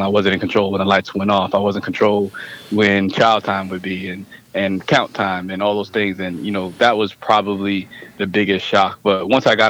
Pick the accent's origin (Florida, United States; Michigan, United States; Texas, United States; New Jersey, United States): Florida, United States; St. Petersburg; moved away; also born or lived in Brooklyn, New York / Las Vegas; I was born in Brooklyn, New York. I was raised down south in St. Petersburg, Florida